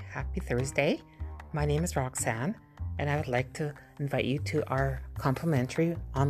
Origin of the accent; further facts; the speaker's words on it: Canada; I'm from Canada